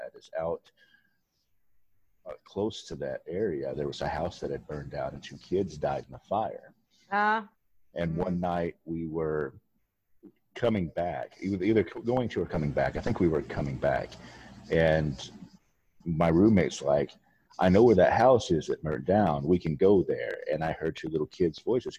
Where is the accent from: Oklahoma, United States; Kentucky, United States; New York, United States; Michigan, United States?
Kentucky, United States; now in Wisconsin, United States; I grew up in Kentucky